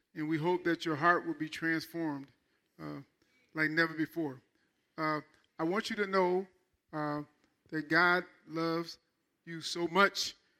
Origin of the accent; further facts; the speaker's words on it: Michigan, United States; I'm from Michigan